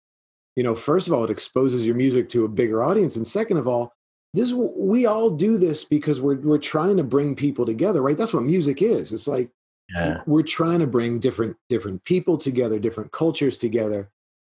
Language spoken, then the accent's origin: English; South Florida, United States; now in Lawrence, United States; I grew up in South Florida